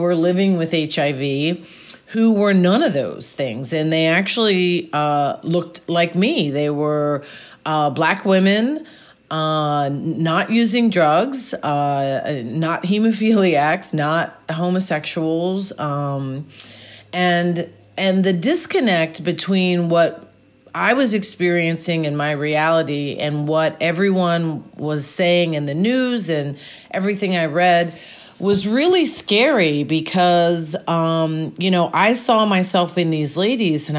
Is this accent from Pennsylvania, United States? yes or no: yes; Gettysburg, Pennsylvania, United States; also born or lived in New York City; I am from Gettysburg, Pennsylvania, born and raised in Gettysburg, Pennsylvania